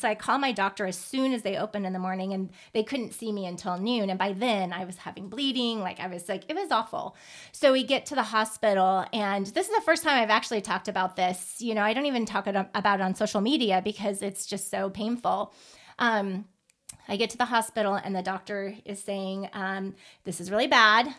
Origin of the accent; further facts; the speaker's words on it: Midwest, United States; moved away; I'm originally from the Midwest